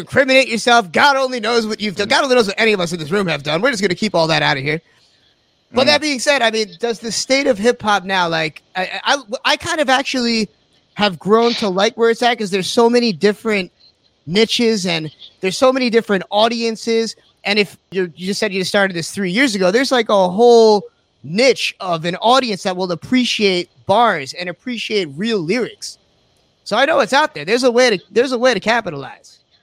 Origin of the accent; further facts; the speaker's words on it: the Hamptons, New York, United States; I'm from the Hamptons.